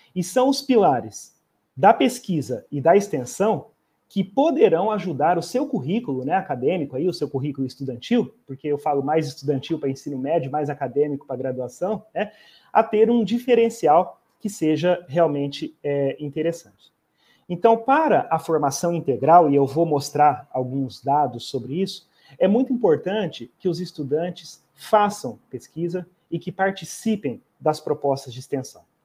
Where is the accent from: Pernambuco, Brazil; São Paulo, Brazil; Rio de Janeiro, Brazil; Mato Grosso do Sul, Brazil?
Mato Grosso do Sul, Brazil; Campo Grande; also born or lived in Umuarama, Paraná / Ponta Porã, Mato Grosso do Sul; eu sou natural da cidade de Umuarama, é, mas eu morei pouco tempo no estado do Paraná e, e praticamente uns 3, 4 anos de idade, eu vim para o interior do Mato Grosso do Sul e resido em Campo Grande desde pequeno